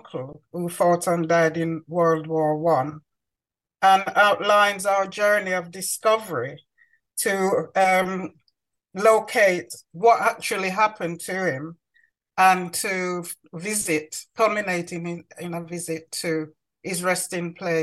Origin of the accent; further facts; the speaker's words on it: Manchester, North West England, United Kingdom; moved away as an adult; also born or lived in Clarendon, Jamaica / London; So I grew up in Manchester